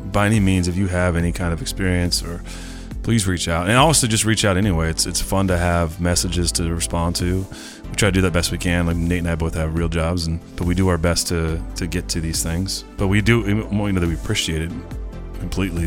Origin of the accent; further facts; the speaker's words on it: Northern California, United States; I'm from Northern California